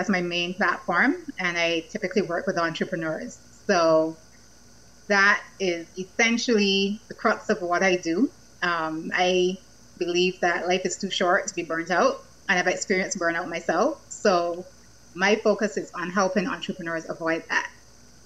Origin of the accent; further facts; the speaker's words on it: Barbados; moved away as an adult; also born or lived in Victoria, Canada / Boston / London; I'm from Barbados, beautiful Barbados.